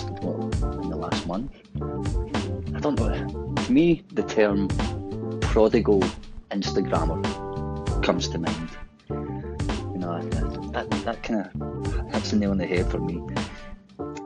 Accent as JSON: {"language": "English", "town": "Glasgow", "region": "Scotland", "country": "United Kingdom", "accent": "Glaswegian", "said": "obviously my accent is Glaswegian"}